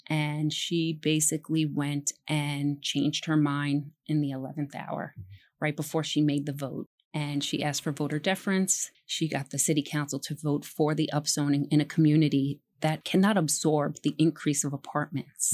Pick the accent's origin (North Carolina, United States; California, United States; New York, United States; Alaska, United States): New York, United States; New York City; also born or lived in Pelham Bay, Bronx / Morris Park, Bronx; I grew up in Throg's Neck.